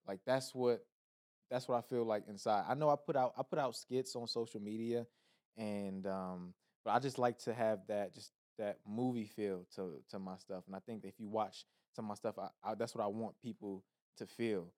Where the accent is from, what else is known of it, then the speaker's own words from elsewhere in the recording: Laurel, Maryland, United States; moved away as an adult; now in Los Angeles, United States; Maryland, P G County, Laurel, Maryland